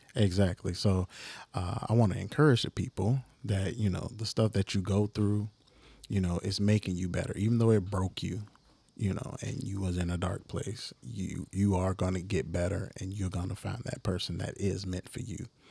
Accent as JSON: {"language": "English", "town": "Chicago", "region": "Illinois", "country": "United States", "said": "I'm just a kid from the South Side"}